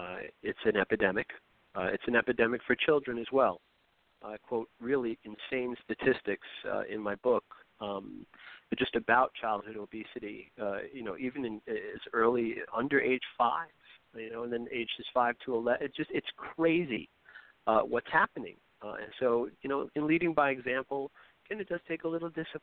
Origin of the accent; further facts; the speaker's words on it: New York City, New York, United States; I grew up in New York City